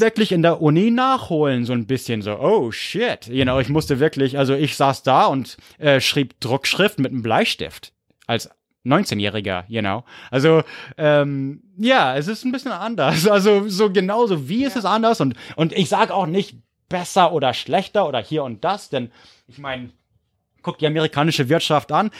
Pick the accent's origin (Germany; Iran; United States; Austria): United States; Corvallis, Oregon; Corvallis, wo ich herkomme, gibt's nur Middle School